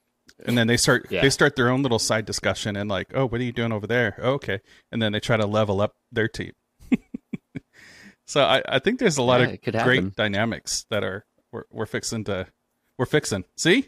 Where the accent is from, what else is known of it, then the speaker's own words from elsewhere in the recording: California, United States; Originally from California.